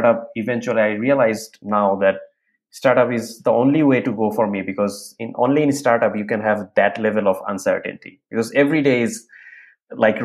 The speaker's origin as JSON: {"language": "English", "country": "Bangladesh", "moved": "as an adult", "lives_now": "United States", "said": "after graduating from my undergrad, I was working in an airlines company in Bangladesh"}